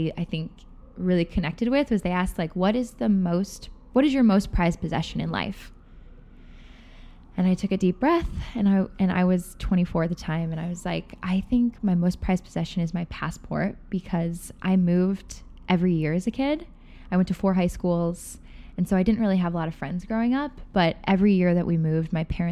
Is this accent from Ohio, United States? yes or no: yes; Cleveland, Ohio, United States; moved away as an adult; also born or lived in Boston; now in New York City, United States; I'm a small town girl from Cleveland, Ohio originally. But yeah, I grew up in Ohio and now I live in New York City